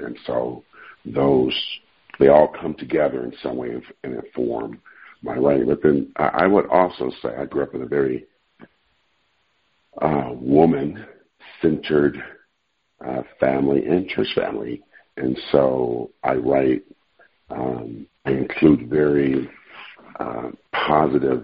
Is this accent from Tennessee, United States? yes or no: no; Oakland, California, United States; I grew up in East Oakland, California